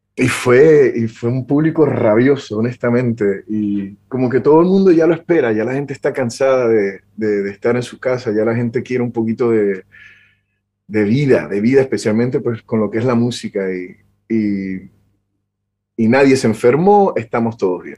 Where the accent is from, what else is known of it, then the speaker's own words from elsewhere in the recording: Puerto Rico; vengo nacido y, crecí en Puerto Rico